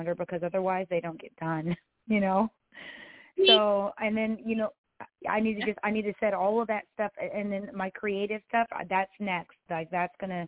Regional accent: Texas, United States; I'm a artist from Texas

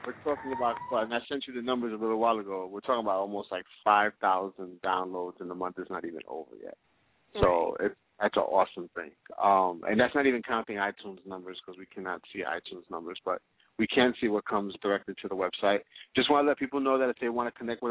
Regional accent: New York, United States; we are from New York

